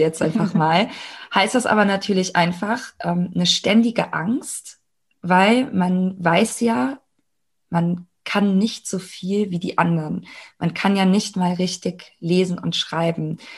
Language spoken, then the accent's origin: German; Germany; ich bin ja in Deutschland geboren, ich habe hier ganz normal, äh, bin ich hier zur Schule gegangen